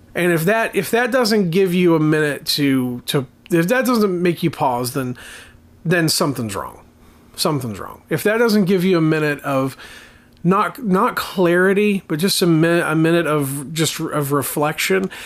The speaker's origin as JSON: {"language": "English", "region": "Appalachia", "country": "United States", "said": "as an Appalachian American, as someone living in this area of the country"}